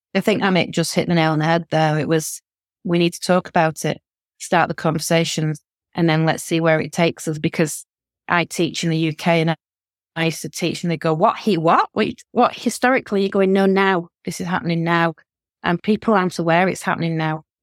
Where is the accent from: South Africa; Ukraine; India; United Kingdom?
United Kingdom; the north of England; accent: northern; I'm a northerner, my accent, you can tell